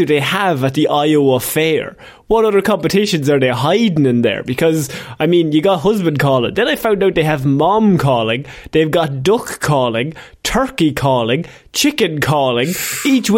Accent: Ireland

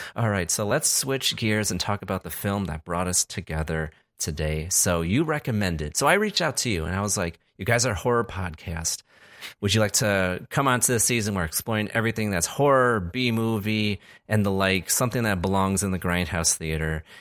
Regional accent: Chicago, Illinois, United States; I hail from Chicago. I'm in Chicago right now.

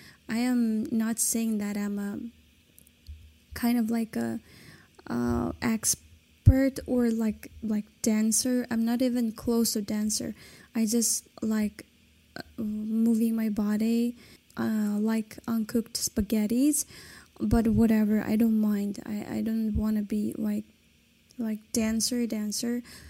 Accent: China; first language Kazakh; English is a second language; As a minority in China, I don't know much about my own Kazakh culture, except that I speak my mother tongue, which is Kazakh.

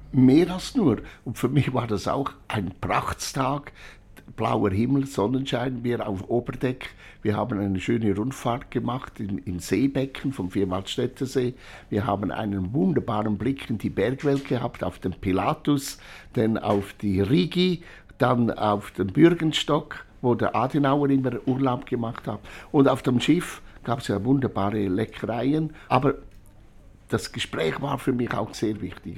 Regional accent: Urswil, Lucerne, Switzerland; ich bin in Urswil bei Hochdorf im Kanton Luzern geboren

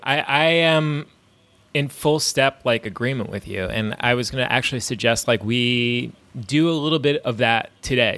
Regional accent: New York, United States; growing up in New York

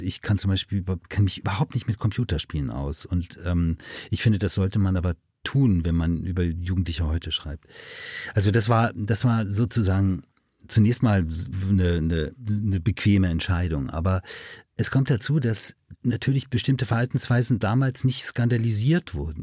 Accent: Hamburg, Germany; wir sind beide aus dem Norden von Hamburg

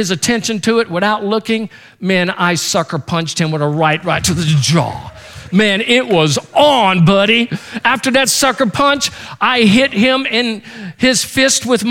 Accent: Baton Rouge, Louisiana, United States; I grew up in Baton Rouge, Louisiana

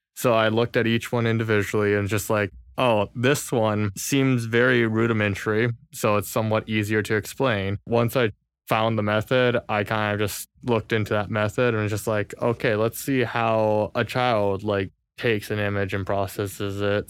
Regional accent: California, United States; moved away; Born and raised in California.

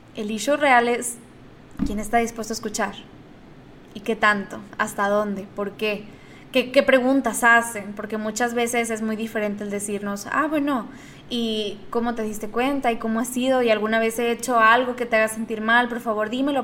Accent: Monterrey, Nuevo León, Mexico; Yo soy de Monterrey

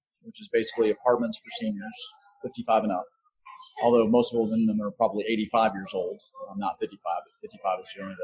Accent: Dallas, Texas, United States; coming to Dallas. You know, it's my hometown

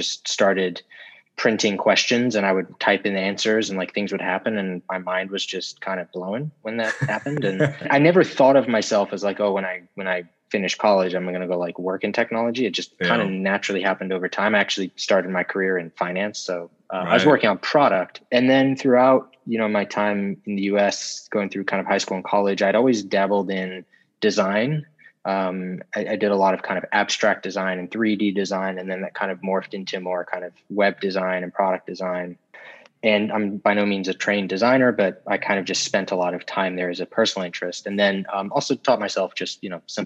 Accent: South Africa; also born or lived in Florida, United States; now in New York, United States; I'm originally from South Africa, actually, and we moved to the U.S. We left and moved here in 2000

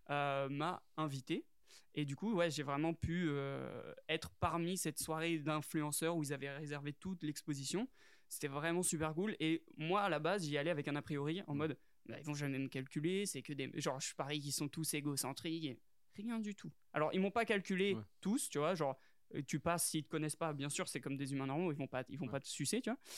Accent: France; Après on est français

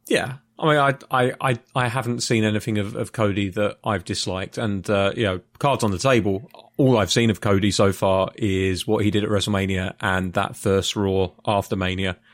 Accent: United Kingdom; I'm a Brit

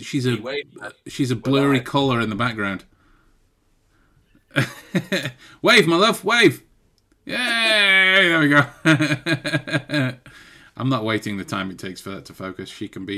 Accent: England, United Kingdom; We're English

